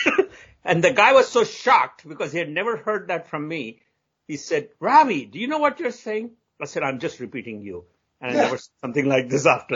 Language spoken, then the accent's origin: English; India; moved away as an adult; now in United States; I grew up in India, and Indian culture generally